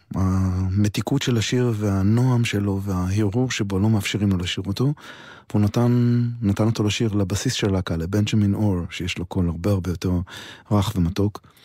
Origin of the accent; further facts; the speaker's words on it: Israel; אני ישראלי מאוד מאוד גאה